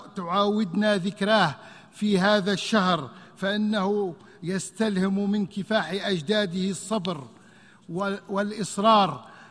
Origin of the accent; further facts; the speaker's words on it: Libya; بلدي ليبيا